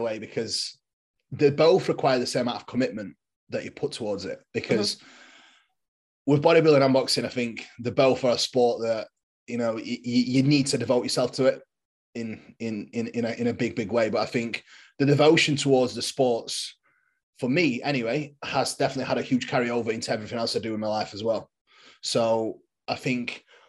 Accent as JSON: {"language": "English", "region": "England", "country": "United Kingdom", "said": "I am a bodybuilder from England."}